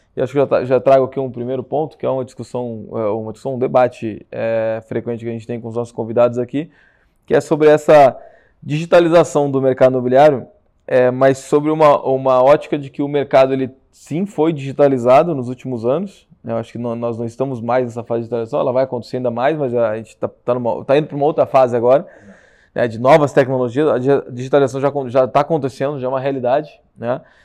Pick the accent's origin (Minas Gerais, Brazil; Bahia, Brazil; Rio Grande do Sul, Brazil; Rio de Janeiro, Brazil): Rio Grande do Sul, Brazil; moved away as an adult; now in São Paulo, Brazil; nós gaúchos estamos invadindo São Paulo